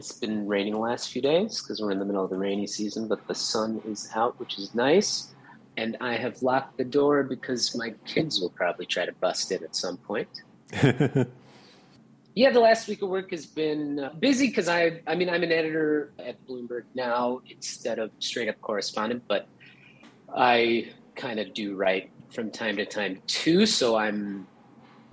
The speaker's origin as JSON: {"language": "English", "town": "Brookfield", "region": "Wisconsin", "country": "United States", "tie": "born or raised there", "moved": "yes", "said": "I grew up in Brookfield, Wisconsin, which is a kind of suburb of Milwaukee"}